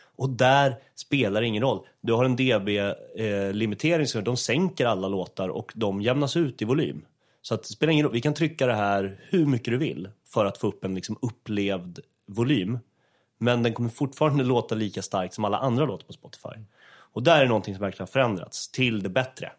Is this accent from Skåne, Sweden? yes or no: no; Åkersberga, Stockholm County, Sweden; fritidsgården i Åkersberga där jag är uppvuxen